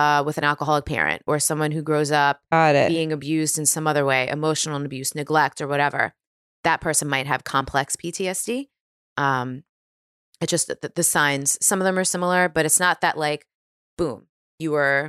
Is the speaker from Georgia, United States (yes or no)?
no; New York, United States; now in California, United States; Yeah, because I really, especially being a New Yorker, like there's this identity with being a New Yorker of like hustling, right?